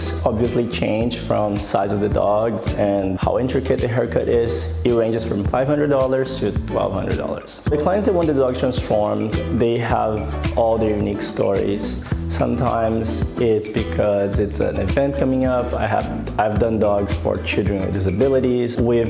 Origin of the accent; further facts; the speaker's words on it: Brazil; now in San Diego, United States; I grew up in Brazil